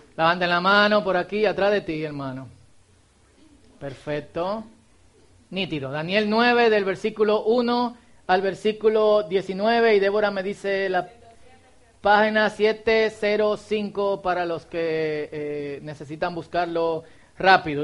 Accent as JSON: {"language": "Spanish", "country": "Dominican Republic"}